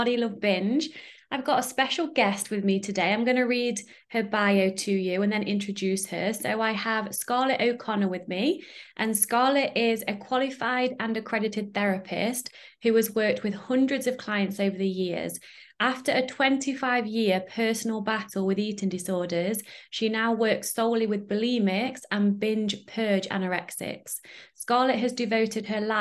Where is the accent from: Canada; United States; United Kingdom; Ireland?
United Kingdom; now in Netherlands; I'm in the Netherlands, but I'm British.